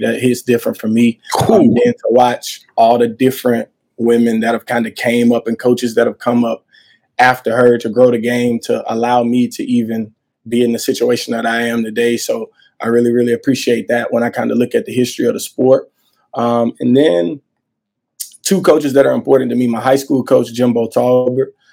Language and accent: English; Montgomery, Alabama, United States; I'm from the South. I'm actually from Montgomery, Alabama